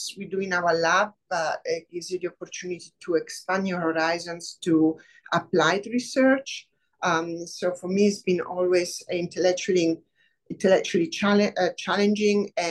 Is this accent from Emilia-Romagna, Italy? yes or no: no; Rome, Lazio, Italy; English is a second language; moved away as an adult; also born or lived in Oxford, England / Saskatchewan, Canada; now in Michigan, United States; I'm from Rome, Italy. I came to the US 17 years ago.